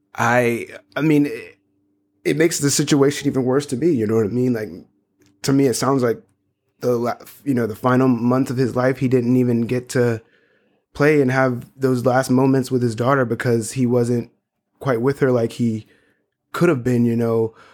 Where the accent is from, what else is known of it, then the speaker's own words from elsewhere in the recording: North Charleston, South Carolina, United States; moved away; I grew up in Charleston, North Charleston